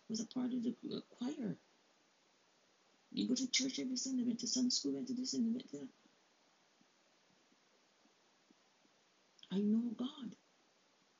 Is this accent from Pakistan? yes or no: no; Barbados; now in Canada; I'm from Barbados, but I'm not just going to be defined by born in Barbados. I'm living in Canada for 30 years now.